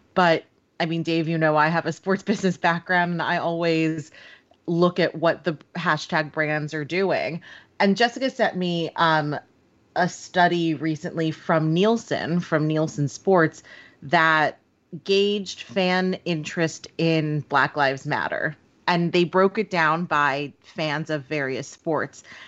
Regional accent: New York, United States; growing up in, in New York and, and my hometown.

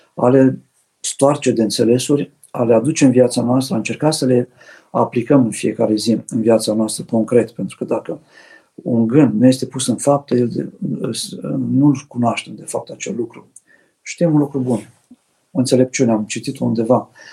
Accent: Romania; ca români

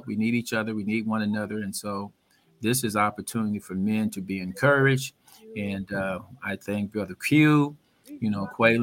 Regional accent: Oakland, California, United States; I'm from Oakland

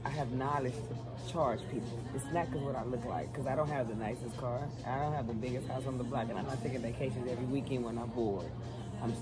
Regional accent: Texas, United States; moved away as an adult; I'm from Texas. I'm not from here

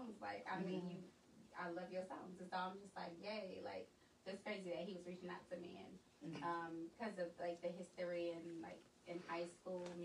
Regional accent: Oakland, California, United States; I'm from Oakland.

